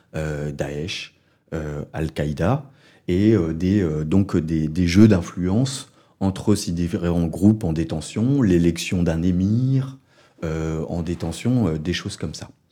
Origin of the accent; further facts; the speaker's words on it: France; accent: French; avec mon accent français